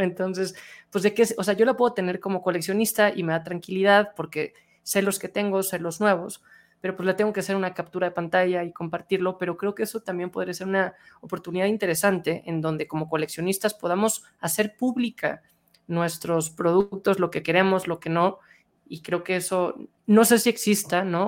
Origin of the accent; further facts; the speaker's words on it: Mexico; yo hablando como mexicano